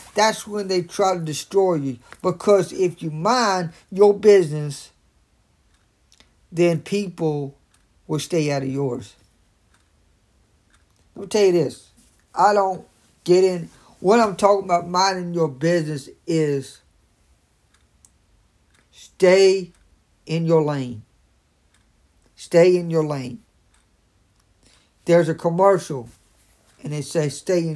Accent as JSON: {"language": "English", "town": "Raleigh", "region": "North Carolina", "country": "United States", "said": "I'm from Raleigh, North Carolina"}